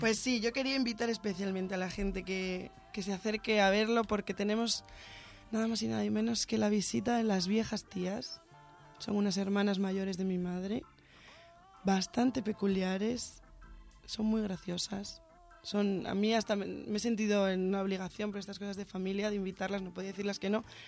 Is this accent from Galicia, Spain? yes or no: no; Santander, Cantabria, Spain; now in Barcelona, Spain; Yo soy de Santander, de Cantabria. Norteña